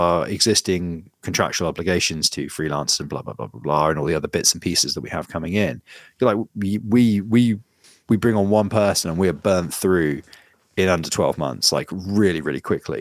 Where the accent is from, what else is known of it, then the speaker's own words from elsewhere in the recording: United Kingdom; being British